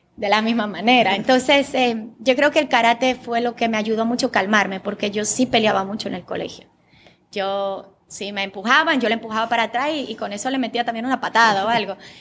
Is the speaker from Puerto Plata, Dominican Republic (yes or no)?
yes; Sosúa, Puerto Plata, Dominican Republic; first language Bulgarian; Spanish is a second language; also born or lived in Bulgaria; Yo me crié en Sosúa